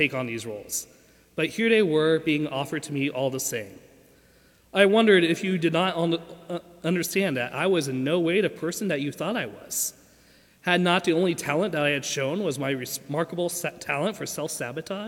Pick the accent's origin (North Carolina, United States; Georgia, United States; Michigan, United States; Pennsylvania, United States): Georgia, United States; Lawrenceville; I grew up at Lawrenceville First with all of you